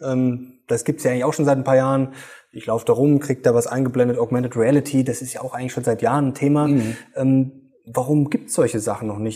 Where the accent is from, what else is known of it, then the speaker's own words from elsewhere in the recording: Germany; bei uns in Deutschland